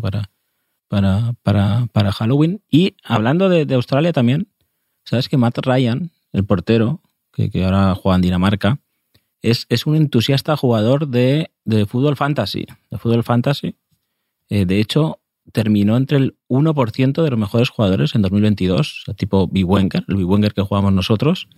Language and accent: Spanish; Spain; no somos los españoles